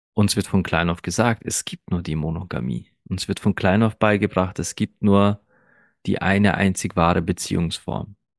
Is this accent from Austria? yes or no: yes; Austria; German is a second language; ich bin kein gebürtiger Österreicher. Nein. Und ich bin auch erst mit drei Jahren nach Österreich gekommen